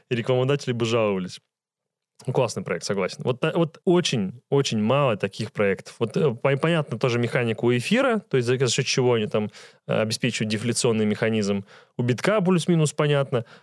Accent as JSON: {"language": "Russian", "country": "Russia", "said": "я тебе как россиянин говорю"}